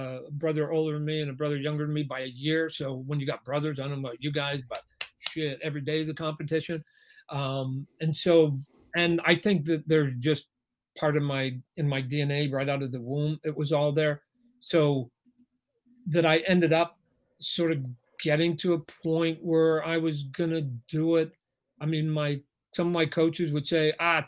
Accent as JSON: {"language": "English", "country": "Canada", "said": "I'm Canadian"}